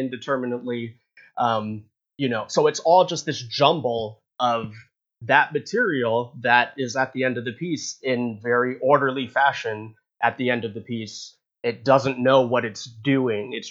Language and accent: English; North Carolina, United States; We're both from North Carolina, actually